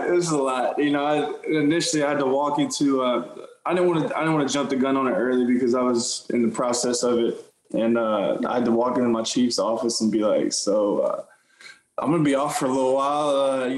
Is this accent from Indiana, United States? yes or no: no; Austin, Texas, United States; now in Houston, United States; I grew up in Austin